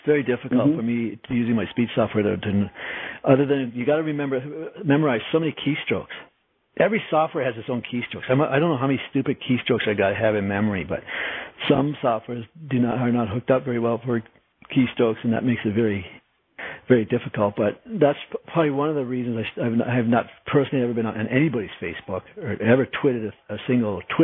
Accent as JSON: {"language": "English", "country": "Canada", "said": "I'm Canadian"}